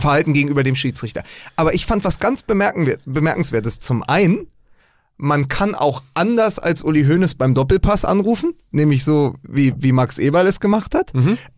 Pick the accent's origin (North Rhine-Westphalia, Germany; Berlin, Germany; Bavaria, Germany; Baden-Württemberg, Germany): Berlin, Germany; Ich bin ja aus Spandau.